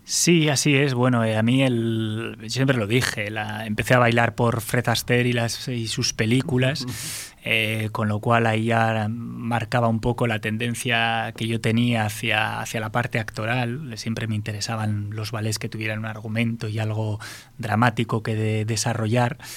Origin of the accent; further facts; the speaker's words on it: Basque Country, Spain; como buen, buen vasco